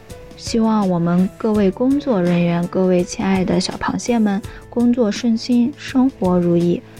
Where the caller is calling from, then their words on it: Anhui, China; 我是来自左耳电台文编部的…，我在安徽